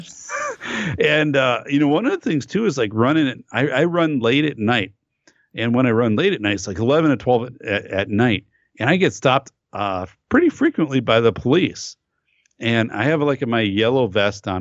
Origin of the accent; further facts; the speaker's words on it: northern Wisconsin, United States; I grew up up north in Wisconsin